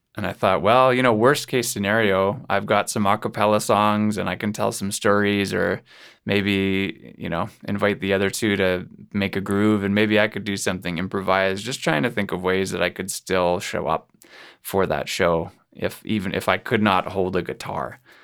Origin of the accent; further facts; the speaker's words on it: Kelowna, British Columbia, Canada; my hometown here in Kelowna, BC.